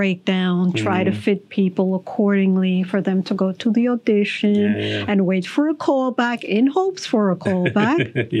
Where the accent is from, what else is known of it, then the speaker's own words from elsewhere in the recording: New York City, New York, United States; Yes, I'm a Queens girl. Actually, I'm a Brooklyn.